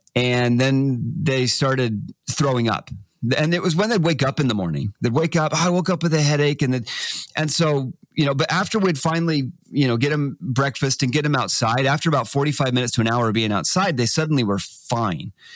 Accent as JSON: {"language": "English", "region": "Texas", "country": "United States", "tie": "born or raised there", "moved": "yes", "said": "I grew up in Texas, 90% humidity."}